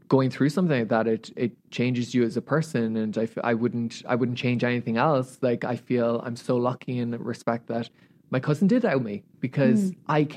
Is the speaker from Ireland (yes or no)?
yes; Ireland; moved away as an adult; now in Los Angeles, United States; growing up in Ireland